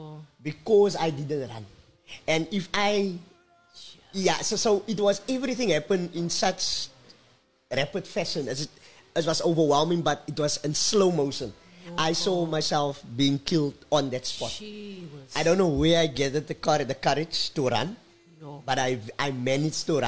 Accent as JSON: {"language": "English", "town": "Cape Town", "region": "Western Cape", "country": "South Africa", "tie": "born or raised there", "said": "I moved back to Menenburg"}